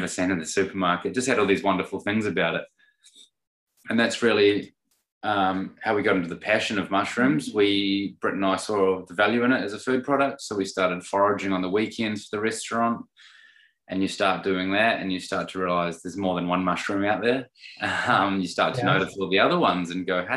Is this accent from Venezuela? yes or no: no; Christchurch, Canterbury, New Zealand; moved away as an adult; also born or lived in Sydney, Australia; now in Adelaide, Australia; So I'm a Kiwi. I'm from Christchurch in New Zealand, and I moved to Sydney when I was, how old was I? Mid-20s